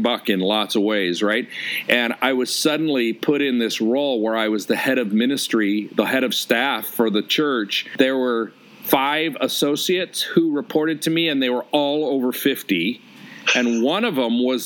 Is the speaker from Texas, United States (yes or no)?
no; Detroit, Michigan, United States; also born or lived in Chicago / Omaha, Nebraska / Orange County, California / Pasadena; now in San Diego, United States; I'm from Detroit, and all my family and my wife's family, they're all there